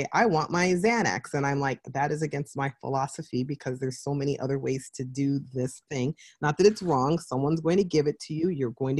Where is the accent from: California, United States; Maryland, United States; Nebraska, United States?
California, United States; I grew up in California